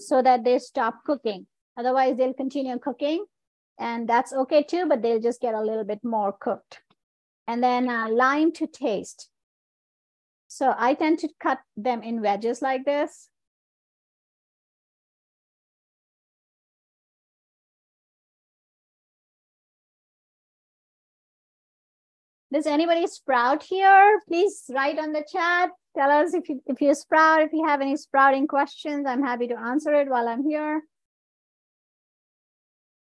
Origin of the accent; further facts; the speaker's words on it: India; I'm an Indian